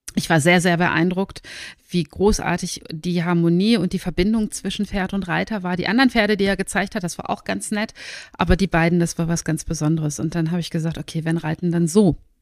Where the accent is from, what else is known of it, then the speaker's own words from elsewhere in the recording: Germany; moved away as an adult; also born or lived in Northern Norway; now in Norway; ich bin Deutsche, wie ihr hört, aber habe den Lebensmittelpunkt nach Nordnorwegen verlegt, weil mein Mann hierher kommt